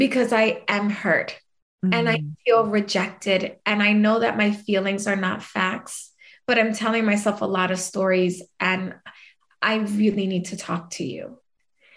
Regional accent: New York, United States; accent: New York; I'm a fiery little Puerto Rican. Okay. Anybody couldn't tell from my New York accent, which I don't think I have, but people say I have.

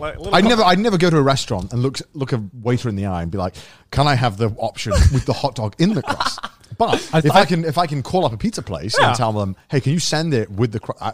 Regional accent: United Kingdom; now in Japan; we're British men.

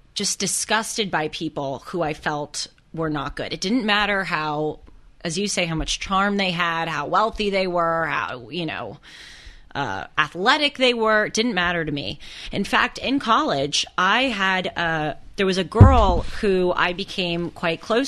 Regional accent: Los Angeles, California, United States; Growing up in Los Angeles

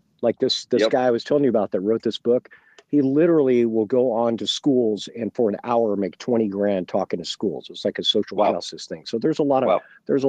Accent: Reading, Pennsylvania, United States; I grew up in Reading, and this is the impact that it had on me.

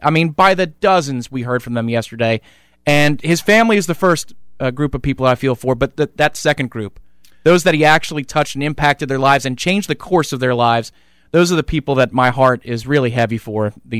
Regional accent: Northeast, United States; I was born in the Northeast, and I grew up in a family that didn't have a whole lot of college football tradition.

